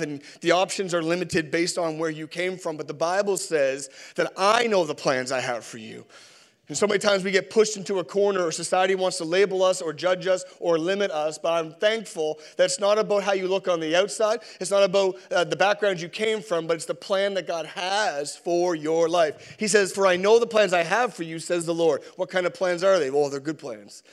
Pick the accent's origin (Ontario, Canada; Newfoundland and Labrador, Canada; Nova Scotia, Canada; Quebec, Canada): Newfoundland and Labrador, Canada; I'm from Newfoundland